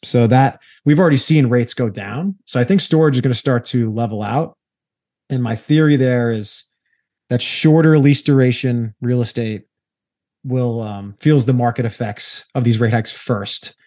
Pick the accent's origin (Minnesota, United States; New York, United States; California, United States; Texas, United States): New York, United States; I'm a New Yorker by trade. That's where I, I hail from